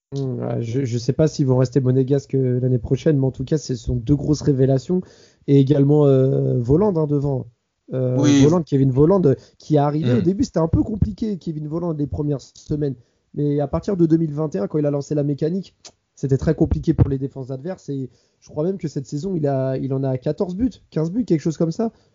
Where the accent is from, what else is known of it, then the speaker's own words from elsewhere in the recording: Paris, Île-de-France, France; je suis parisien